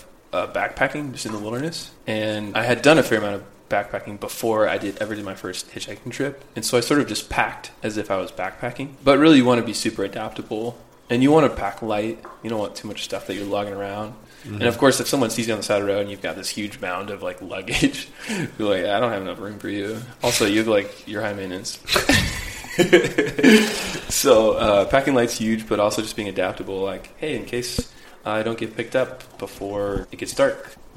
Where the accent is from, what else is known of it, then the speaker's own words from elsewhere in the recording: Midwest, United States; Growing up... I grew up in the Midwest, right?